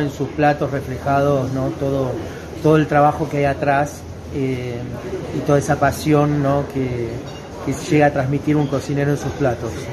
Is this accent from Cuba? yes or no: no; Argentina; also born or lived in southern France; now in France; mi tierra, Argentina